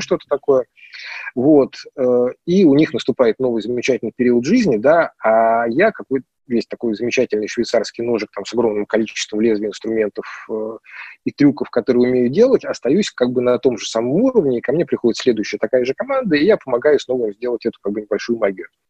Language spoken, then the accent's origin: Russian; Moscow, Russia; moved away as an adult; now in Tver, Russia; я считал себя прям москвичом-москвичом, да, потому что, ну, как бы я там прям коренной там многих поколениях